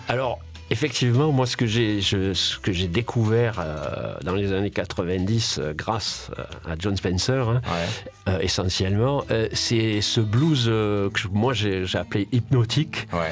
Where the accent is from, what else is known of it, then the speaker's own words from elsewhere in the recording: Marseille, Provence-Alpes-Côte d'Azur, France; je suis Marseillais de souche